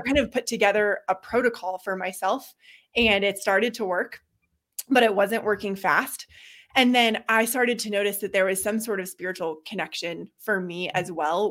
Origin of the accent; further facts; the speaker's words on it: Boulder, Colorado, United States; also born or lived in Seattle; I grew up in Boulder, kind of right at the edge of open space